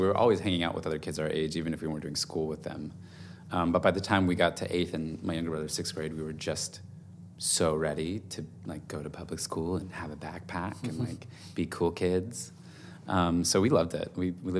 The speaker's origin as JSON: {"language": "English", "region": "California", "country": "United States", "tie": "born there", "also_born_or_lived": "Germany / Virginia Beach, Virginia", "said": "I was born in California, and we moved, I think we moved 8 times by the time I was a junior in high school. We lived in Germany for 3 years."}